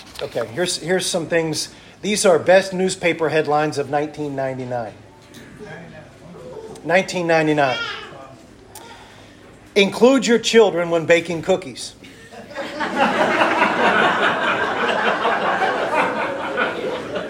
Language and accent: English; Washington, District of Columbia, United States; moved away; also born or lived in Arkansas; I'm from Washington, D.C.